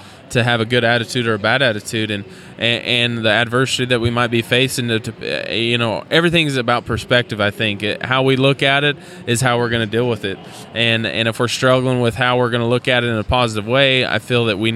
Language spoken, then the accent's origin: English; Idaho, United States; I was born and raised in Idaho